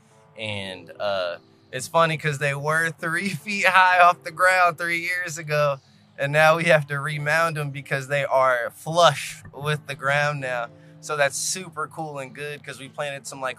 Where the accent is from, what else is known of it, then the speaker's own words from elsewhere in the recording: Cincinnati, Ohio, United States; I am from Cincinnati, Ohio